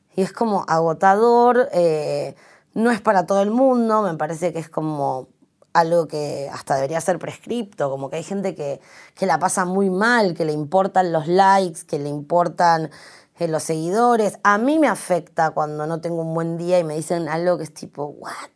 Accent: Santiago del Estero, Argentina; el lugar que yo nací, que es en Santiago del Estero

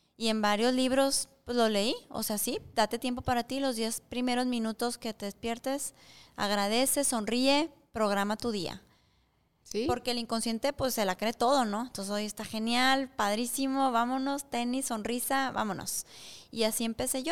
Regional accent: Mexico; moved away; soy mexicana

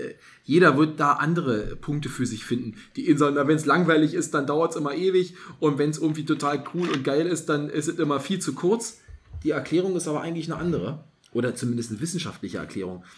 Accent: East Germany, Germany; Bei uns in der DDR, also mhm. als ich noch Kind war, war ja noch DDR

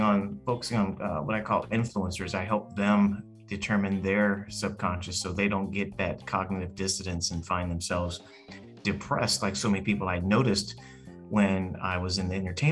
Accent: Los Angeles, California, United States; I grew up in Hollywood, California, around a lot of celebrities

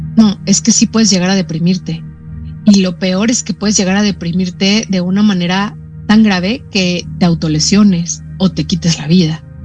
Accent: Mexico; also born or lived in Brazil

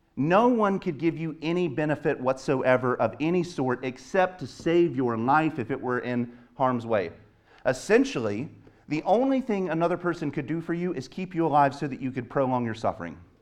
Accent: the South, United States; moved away; I grew up in the South

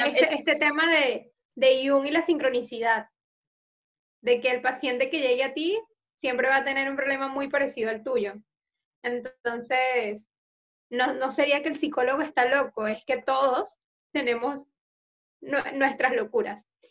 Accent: Ecuador; moved away; yo soy de Ecuador

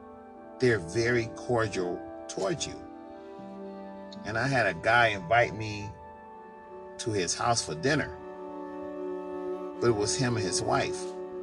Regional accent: New York, United States; I'm a people person because, you see, I'm originally from New York.

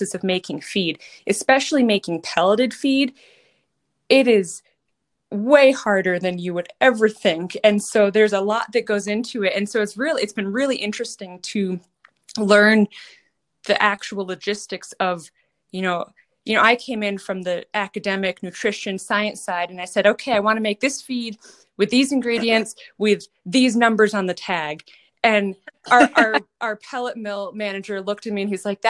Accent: Massachusetts, United States; moved away as an adult; also born or lived in Colorado / Kentucky / Minnesota; I grew up in Massachusetts, riding English, hunter jumpers, a little eventing

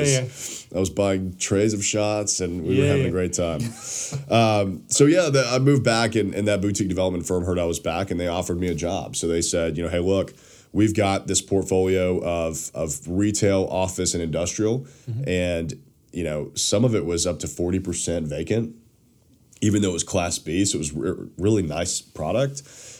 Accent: Nashville, Tennessee, United States; also born or lived in Knoxville; I grew up in Nashville

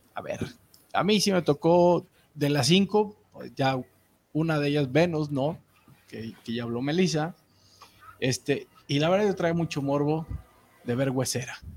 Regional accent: Mexico City, Mexico; yo que soy de CDMX, pues del DF, yo, todavía le digo el DF

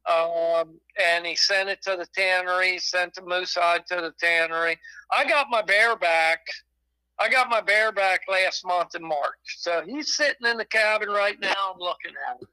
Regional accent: Pennsylvania, United States; now in New York, United States; I grew up in Pennsylvania, and I moved up here in New York

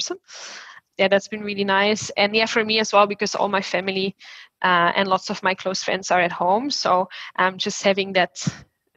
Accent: Belgium; now in Sydney, Australia; I'm from Belgium.

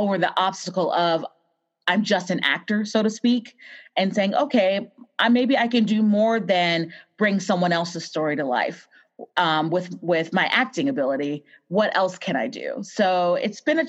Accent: Waynesboro, Virginia, United States; now in Austin, United States; I grew up in Virginia in a small town called Waynesboro

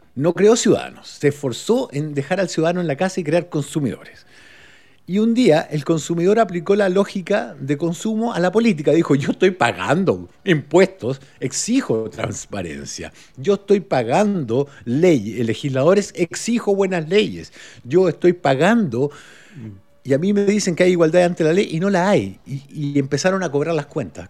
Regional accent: Uruguay; now in Chile; me fui a Uruguay antes de aprender lo que era el fútbol, como, en como el año 72 me fui, de hecho. Nací en el 67, me fui el 72

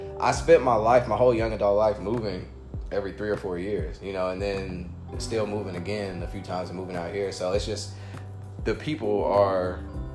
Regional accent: Indianapolis, Indiana, United States; moved away as an adult; also born or lived in East Coast / Atlanta, Georgia; now in Los Angeles, United States; I consider myself, I guess, raised in the Midwest for the most part.

